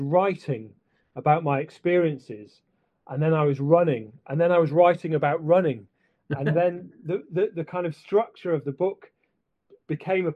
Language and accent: English; Sheffield, Yorkshire and the Humber, United Kingdom; moved away; also born or lived in Scotland; when I was growing up in Sheffield, and then when I moved up to Scotland